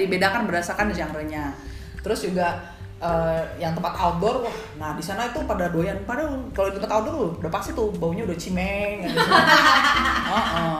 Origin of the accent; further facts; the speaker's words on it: Indonesia; gue dari Indonesia